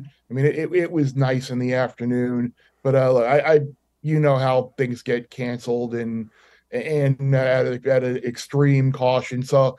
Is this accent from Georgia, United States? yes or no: no; Long Island, New York, United States; being a New Yorker, a Long Island kid